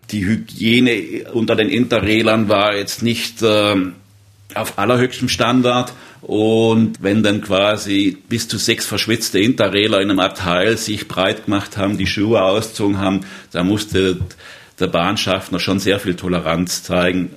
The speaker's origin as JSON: {"language": "German", "town": "Donaueschingen", "region": "Baden-Württemberg", "country": "Germany", "tie": "born or raised there", "said": "von meinem Heimatort aus Donaueschingen"}